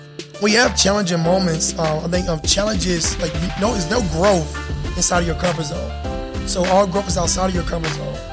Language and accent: English; Selma, Alabama, United States; also born or lived in Atlanta, Georgia / Indianapolis, Indiana; now in Dallas, United States; I'm from originally from Selma, Alabama.